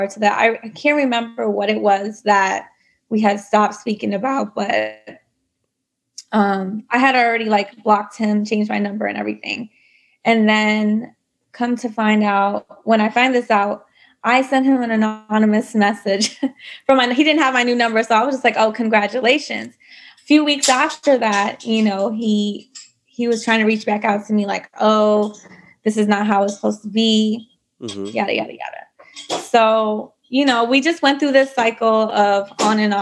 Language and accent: English; New York, United States; also born or lived in Dallas, Texas / Bangladesh (ancestry); My family is from Bangladesh, but I was born in Dallas and raised in New York